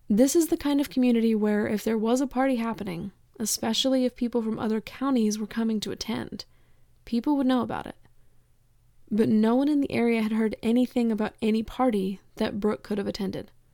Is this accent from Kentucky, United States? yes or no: yes; eastern Kentucky, United States; having grown up in eastern Kentucky